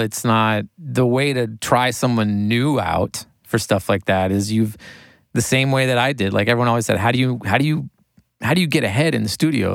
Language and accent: English; Maine, United States; moved away as an adult; also born or lived in New York City; I grew up in Maine and I was from a small town